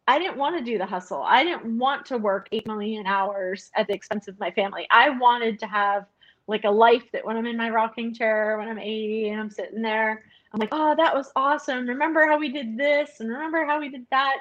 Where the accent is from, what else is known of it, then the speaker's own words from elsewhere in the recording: United States; moved away as an adult; I'm American